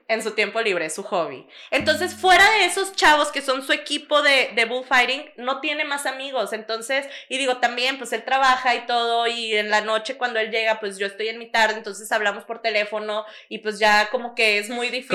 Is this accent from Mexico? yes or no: yes; Mexico; now in Monterrey, Mexico; como mexicano, creo que nosotros somos muy dependientes como de nuestra familia